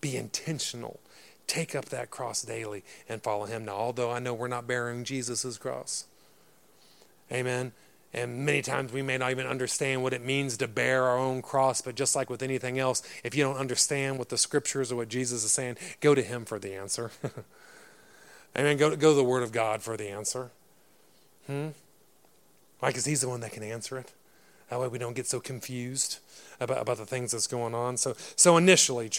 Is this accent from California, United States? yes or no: no; Texas, United States; now in Derry, United Kingdom; I was from Texas, man. We're Christians. This is how we grew up.